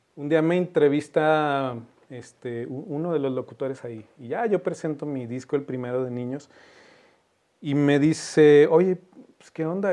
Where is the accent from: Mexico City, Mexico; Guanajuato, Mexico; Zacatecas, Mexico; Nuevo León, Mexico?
Zacatecas, Mexico; ¿De dónde eres? Me dice. Y le decía, de Zacatecas